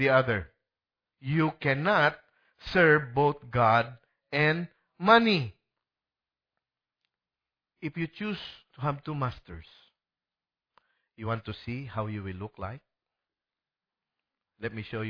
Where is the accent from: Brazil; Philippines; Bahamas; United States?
Philippines; Bacolod, Western Visayas; Sa Philippines, I'm from Bacolod